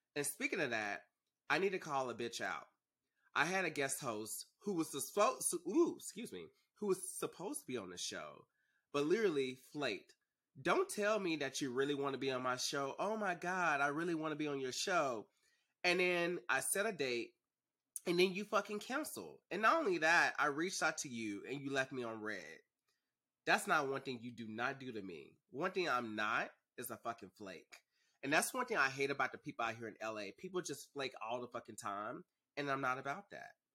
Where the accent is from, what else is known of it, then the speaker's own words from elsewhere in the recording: Dallas, Texas, United States; moved away as an adult; now in Los Angeles, United States; I'm originally from Dallas